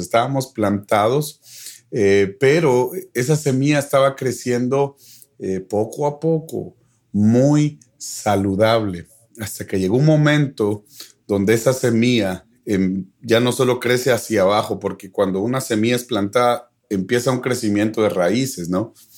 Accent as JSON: {"language": "Spanish", "country": "Guatemala", "moved": "as an adult", "lives_now": "Dallas, United States", "said": "extraño mi tierra"}